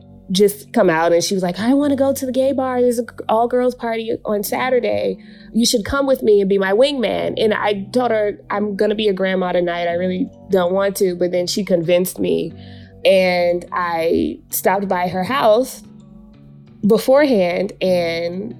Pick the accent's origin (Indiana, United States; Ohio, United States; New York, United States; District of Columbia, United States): District of Columbia, United States; Washington; I'm originally from Washington, D.C.